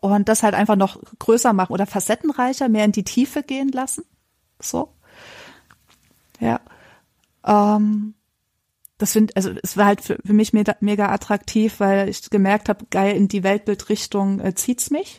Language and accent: German; Erzgebirge, Saxony, Germany; ich komme aus dem Erzgebirge